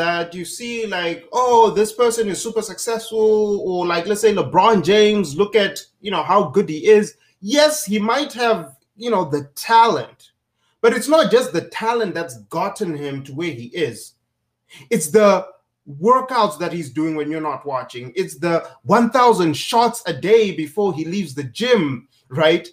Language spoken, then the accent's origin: English; Zimbabwe; now in United States; growing up in Zimbabwe